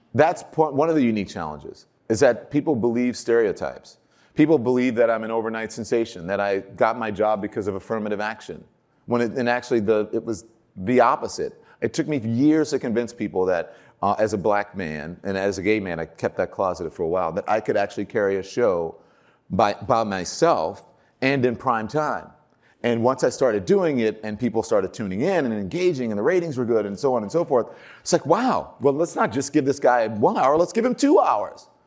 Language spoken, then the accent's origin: English; Baton Rouge, Louisiana, United States; moved away as an adult; now in New York City, United States; I grew up in Baton Rouge, Louisiana